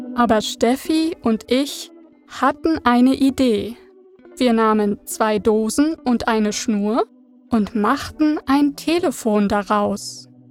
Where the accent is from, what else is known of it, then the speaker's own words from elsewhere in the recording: Berlin, Germany; Meine Kindheit verbrachte ich in Ost-Berlin